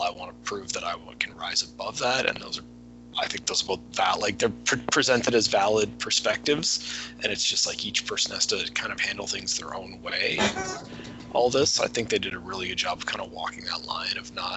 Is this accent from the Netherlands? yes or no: no; Canada; I'm Canadian